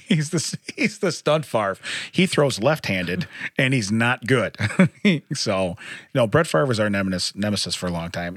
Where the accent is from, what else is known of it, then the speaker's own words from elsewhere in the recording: Chicago, Illinois, United States; We're from Chicago.